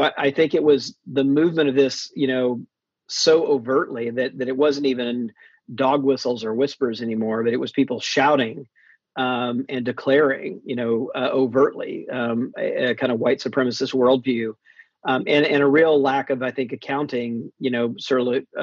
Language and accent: English; Mississippi, United States; I grew up in Mississippi for the most part